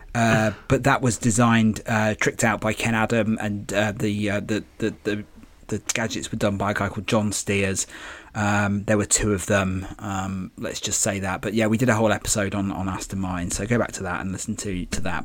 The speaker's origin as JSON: {"language": "English", "region": "England", "country": "United Kingdom", "said": "as an English person"}